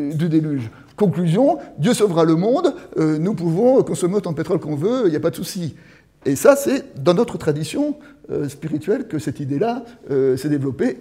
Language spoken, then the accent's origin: French; France; je suis français, je suis de tel village